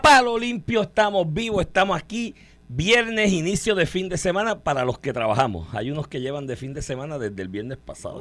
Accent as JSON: {"language": "Spanish", "town": "Comerío", "country": "Puerto Rico", "said": "de mi pueblo había uno, de comerío"}